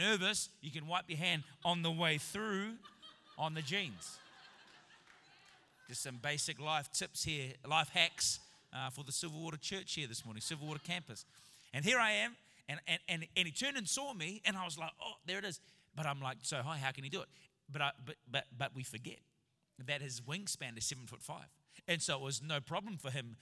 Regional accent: New Zealand; I'm a New Zealander en route to Canada. As a Kiwi

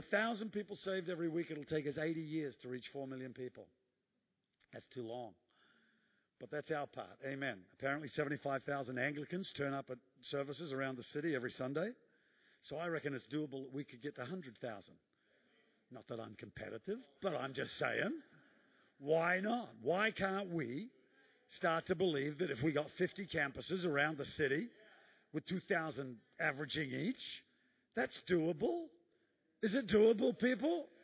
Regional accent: New Zealand; moved away; I'm a Kiwi

